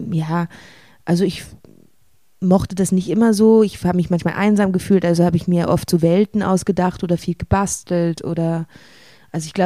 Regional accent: Switzerland; Ja, also ich komme hier aus der Schweiz

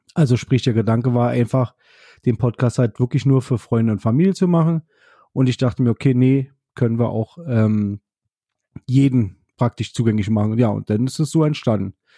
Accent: Berlin, Germany; ich komme ja nun aus Berlin und war halt gerade im Zug wieder zurück nach Berlin

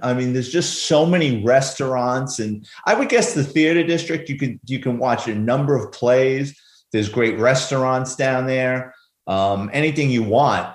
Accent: New York City, New York, United States; a little boy growing up in New York City.

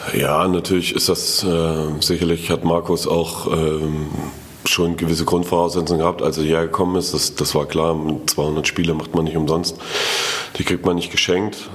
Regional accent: Erfurt, Thuringia, Germany; als Erfurter

